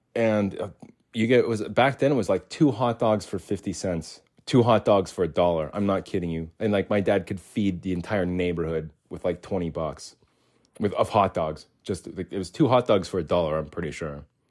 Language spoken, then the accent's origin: English; Arizona, United States; And we lived in Arizona. I was born in Arizona, so the whole time I was born in Arizona, yeah, between one and ten